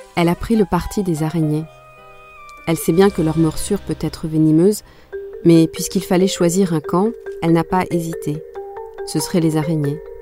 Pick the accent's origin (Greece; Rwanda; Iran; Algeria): Rwanda; Butare, Southern Province; first language Kinyarwanda; French is a second language; also born or lived in Canada; now in France; Je suis née à Boutaré, qui est la deuxième ville du Rwanda.